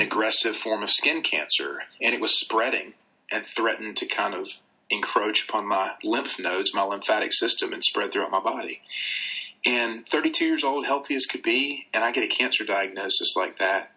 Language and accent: English; the South, Southern United States, United States; accent: Southern; my like Southern accent